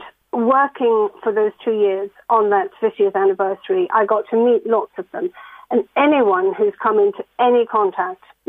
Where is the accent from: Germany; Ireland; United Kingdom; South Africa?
Ireland; moved away; I was growing up on the Carrick Road